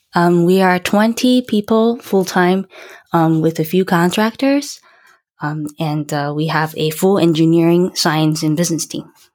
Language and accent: English; Taiwan; moved away as an adult; I was born and raised in Taiwan